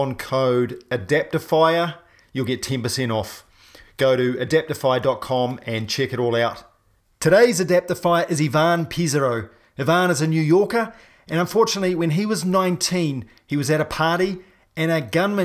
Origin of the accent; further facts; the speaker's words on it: New Zealand; I'm a paraplegic from New Zealand